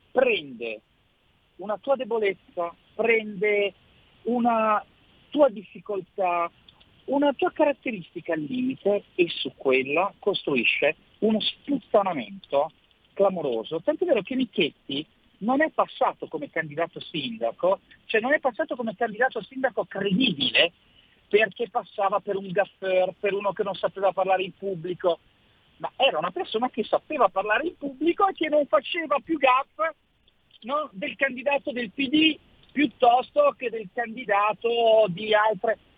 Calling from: Milan, Lombardy, Italy; ciao Sammy, sono …, sono da Milano.

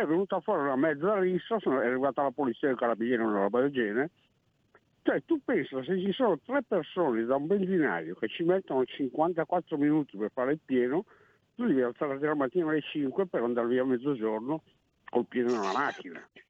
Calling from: Friuli-Venezia Giulia, Italy; chiamo dal Friuli

